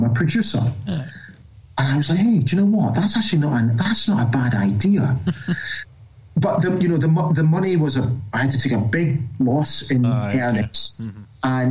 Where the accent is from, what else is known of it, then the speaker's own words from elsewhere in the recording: Scotland, United Kingdom; accent: Scottish; moved away as an adult; also born or lived in Singapore / Qatar; now in Austria; my Scottish accent